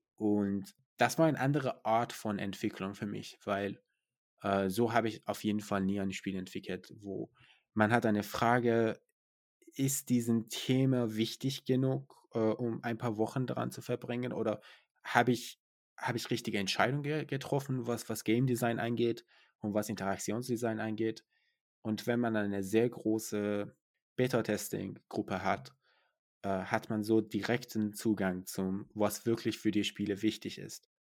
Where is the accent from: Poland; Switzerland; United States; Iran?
Iran; now in Germany; Ich komme aus dem Iran